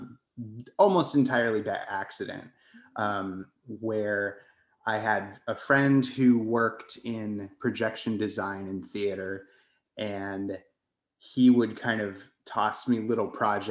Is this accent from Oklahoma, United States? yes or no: no; Colorado, United States; moved away as an adult; also born or lived in New York; So I guess I am originally from Colorado. I grew up in a tiny mountain town west of Colorado Springs